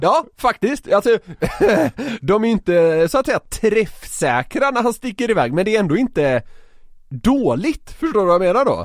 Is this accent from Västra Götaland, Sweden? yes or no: yes; Gothenburg, Västra Götaland, Sweden; jag är från Göteborg